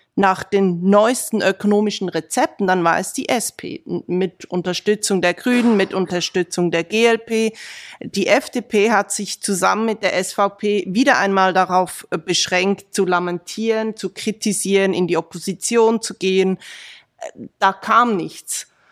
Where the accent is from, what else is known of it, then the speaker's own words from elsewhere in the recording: Aargau, Switzerland; komme ich aus dem Aargau, aus dem ländlichen Aargau. Ich kenne die Menschen dort